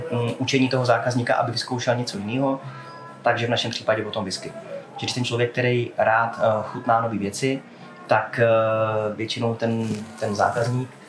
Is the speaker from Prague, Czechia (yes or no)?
yes; Prague, Czechia; já jsem Pražák.